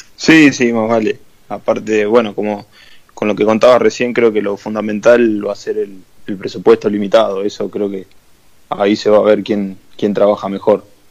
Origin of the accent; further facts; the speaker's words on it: Argentina; como buen argentino